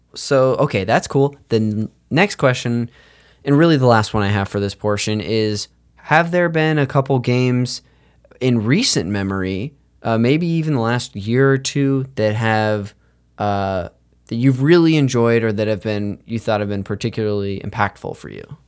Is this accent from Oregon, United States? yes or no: no; Modesto, California, United States; I'm from Modesto, California